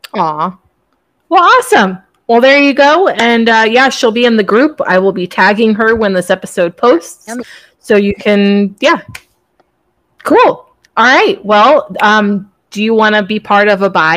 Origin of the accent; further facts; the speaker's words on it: Virginia, United States; moved away; also born or lived in Florida; I was raised in Virginia